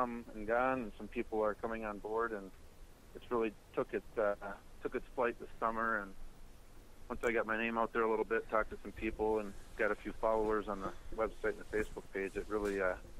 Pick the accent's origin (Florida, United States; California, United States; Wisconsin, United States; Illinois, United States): Wisconsin, United States; Turtle Lake; moved away as an adult; now in New Glarus, United States; I'm originally from Turtle Lake, Wisconsin, a town of about 1,000 people in the northwest corner, a little north of Eau Claire.